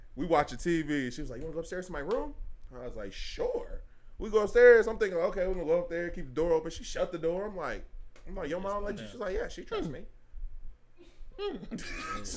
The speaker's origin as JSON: {"language": "English", "town": "Lincoln Heights", "country": "United States", "said": "I was from Lincoln Heights"}